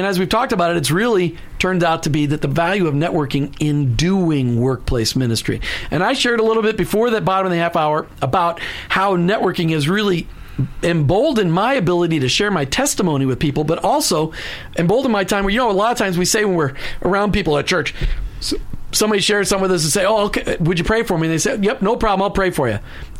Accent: Minnesota, United States; now in Florida, United States; because I'm from Minnesota.

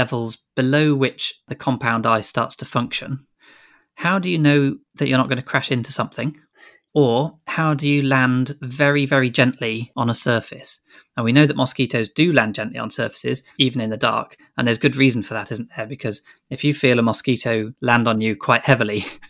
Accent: Grantham, East Midlands, United Kingdom; moved away as an adult; also born or lived in Exeter; I grew up in Grantham in Lincolnshire

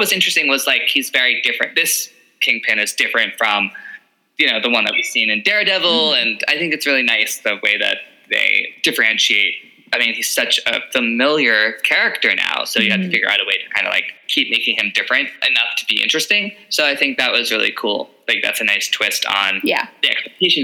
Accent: New York City, New York, United States; moved away; I'm a New Yorker, originally, yeah. Born and raised.

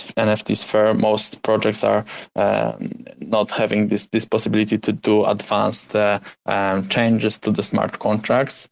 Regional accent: Poland; English is a second language; I'm from Poland

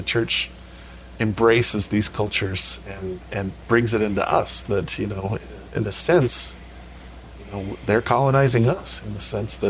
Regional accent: United States; I'm an American. I'm proud to be an American

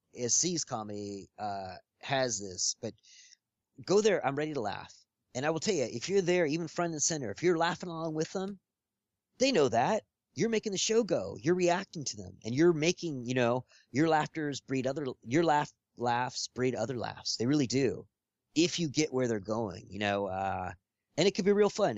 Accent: Los Angeles, California, United States; growing up here

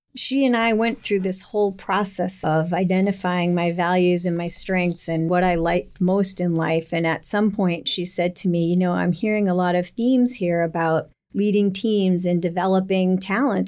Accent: Hingham, Massachusetts, United States; I grew up in Hingham

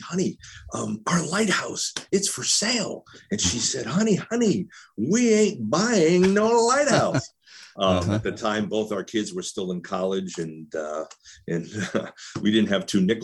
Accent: Warren, Rhode Island, United States; I am originally from Warren, Rhode Island, which is actually just a stone's throw away from Borden Flats across Mount Hope Bay

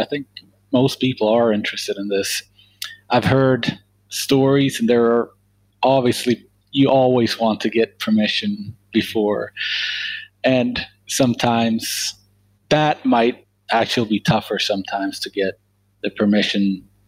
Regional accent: Sweden; moved away as an adult; now in United States; I'm from Sweden originally.

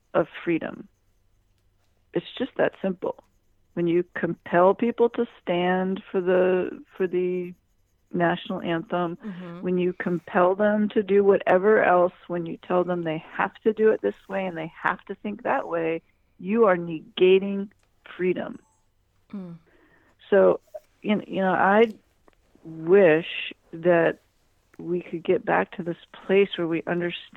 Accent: United States

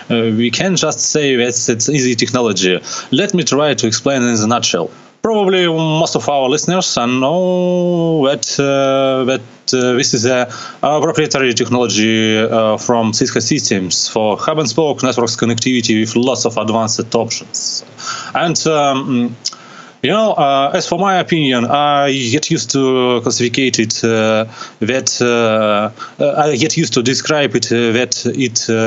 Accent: Russia; from Russia

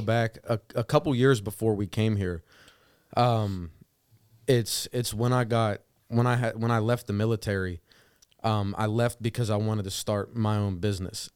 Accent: New Castle, Pennsylvania, United States; moved away as an adult; now in Pittsburgh, United States; I was born and raised in Newcastle, Pennsylvania, not too far from Youngstown

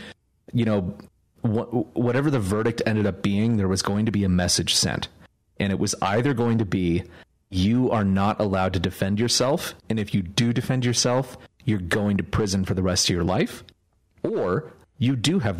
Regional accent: California, United States; also born or lived in New York; now in Texas, United States; I'm from California, and then I moved to New York, and now I'm a Texan

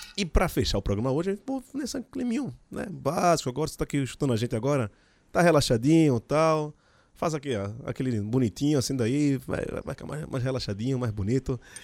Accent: Jaboatão dos Guararapes, Pernambuco, Brazil; Sou de Candeia, barra de jangada

